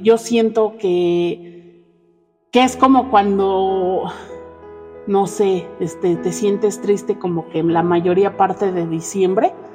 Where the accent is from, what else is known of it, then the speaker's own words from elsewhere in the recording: Mexico; La mayoría, yo creo, de los mexicanos somos fieles creyentes de la Virgen